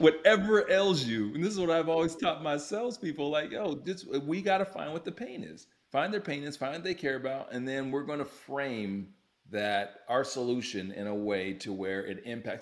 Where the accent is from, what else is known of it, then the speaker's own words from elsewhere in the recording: Utah, United States; also born or lived in Youngstown, Ohio; So I'm originally from Ohio, O-H-I-O, grew up in Utah. And so my parents moved to Utah when I was like 4 years old